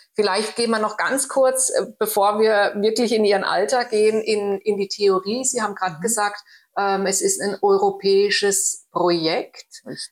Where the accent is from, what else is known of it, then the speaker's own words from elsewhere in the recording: Germany; moved away; in meiner Heimat, in Deutschland